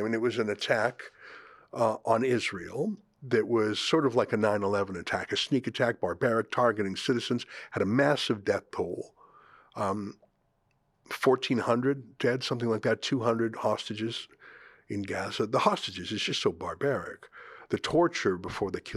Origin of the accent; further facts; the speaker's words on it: Canada; as a Canadian